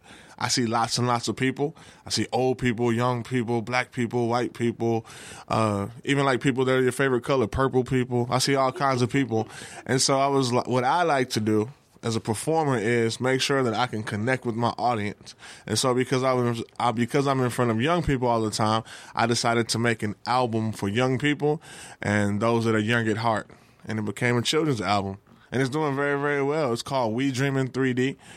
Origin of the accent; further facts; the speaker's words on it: Texas, United States; accent: drawl; Yeah, I'm from Texas, so I speak with a draw.